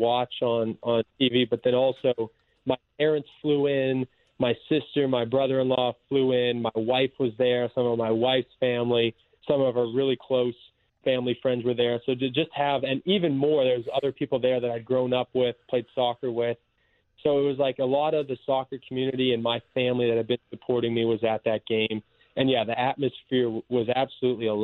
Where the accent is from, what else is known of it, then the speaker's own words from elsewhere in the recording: LaSalle, Manitoba, Canada; moved away as an adult; also born or lived in Springfield, Missouri; now in St. Louis, United States; Small town, yeah, LaSalle, Manitoba, Canada